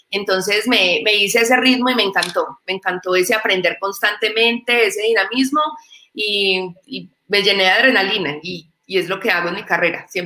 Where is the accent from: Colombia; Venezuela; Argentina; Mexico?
Colombia; Medellín, Antioquia; como decimos en mi tierra, en Medellín, la comba al palo